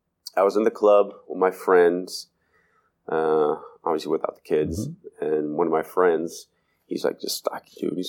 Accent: Cleveland, Ohio, United States; born or raised there

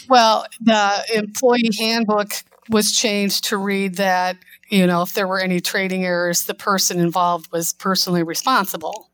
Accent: Northwest Indiana, United States; also born or lived in Chicago; I moved back to my hometown, and working and commuting from Northwest Indiana to Chicago

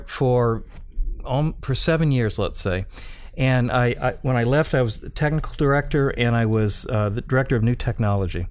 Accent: Appalachia, United States; moved away as an adult; kid from Appalachia who went to an Ivy League college

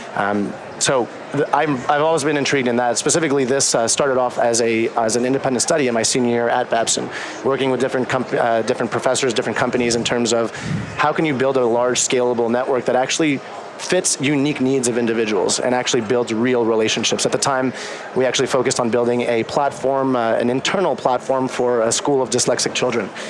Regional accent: Canada; moved away as an adult; also born or lived in Boston; I'm Canadian

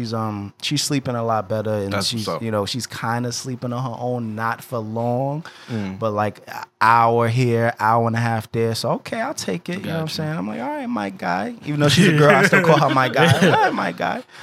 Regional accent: New York City, New York, United States; now in Pennsylvania, United States; I was born in Albert Einstein

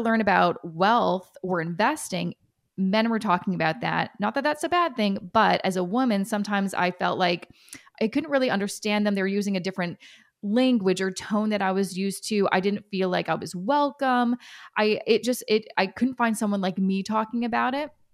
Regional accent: Canada; I'm Canadian

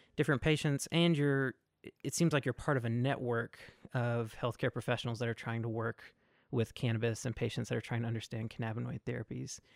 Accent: Mississippi, United States; moved away; I'm originally from Mississippi

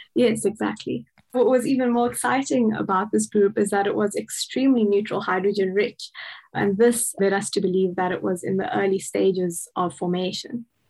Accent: Cape Town, Western Cape, South Africa; moved away as an adult; also born or lived in Pretoria, South Africa; now in Bonn, Germany; I'm originally from Cape Town in South Africa

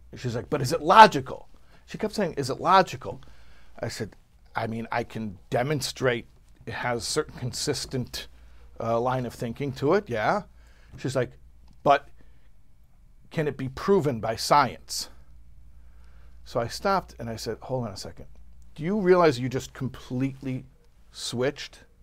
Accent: Illinois, United States; I'm from Illinois.

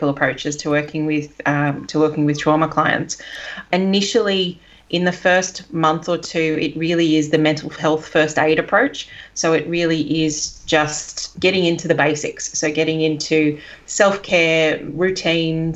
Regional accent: Sydney, New South Wales, Australia; moved away; I'm from Sydney originally

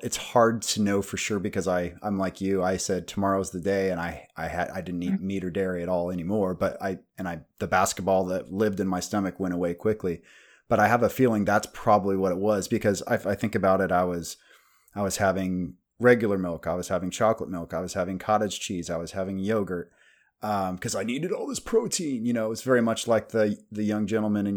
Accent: Kansas, United States; I'm from Kansas in the Midwest

